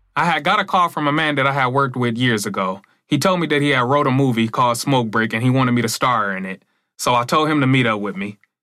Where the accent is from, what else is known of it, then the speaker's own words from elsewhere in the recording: Battle Creek, Michigan, United States; I'm from Battle Creek, Michigan. I'm the only YouTuber in my city